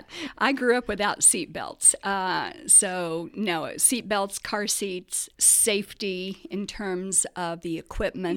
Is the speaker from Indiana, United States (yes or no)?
yes; Muncie, Indiana, United States; moved away as an adult; also born or lived in Miami; a lot of people don't know that I'm from Muncie